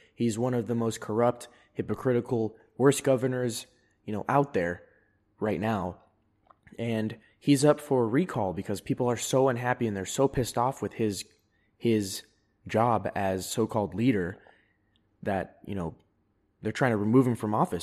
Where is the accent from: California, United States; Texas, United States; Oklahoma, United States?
California, United States; Fairfield; moved away; also born or lived in San Diego; because I'm from California. I was born there. I've lived in there multiple occasions